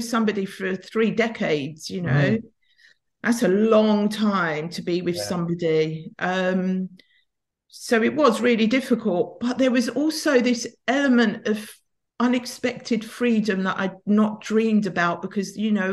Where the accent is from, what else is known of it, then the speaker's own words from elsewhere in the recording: London, United Kingdom; I grew up in North London, in a bit of a kind of tough area of Tottenham